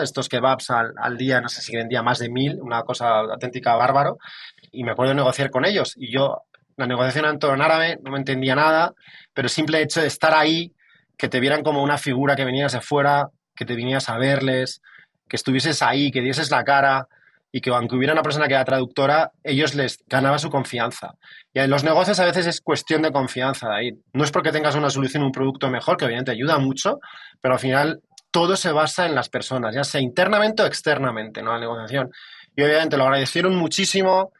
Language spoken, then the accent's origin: Spanish; Madrid, Community of Madrid, Spain; yo vengo, yo vengo de Madrid